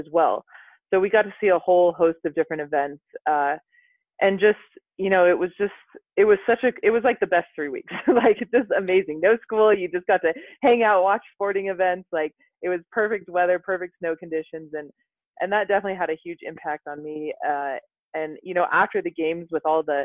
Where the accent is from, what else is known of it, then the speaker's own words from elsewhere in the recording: Park City, Utah, United States; also born or lived in Salt Lake City, Utah; now in Anchorage, United States; When we were fairly young, we moved up to Park City